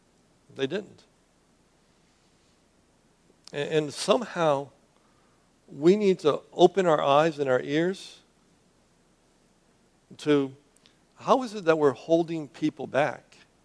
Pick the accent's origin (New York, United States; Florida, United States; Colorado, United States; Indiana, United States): Florida, United States; Miami; now in Southwest Florida, United States; But that's not where I came from. You know, I came from Miami. And Miami, the Anglo community is the minority.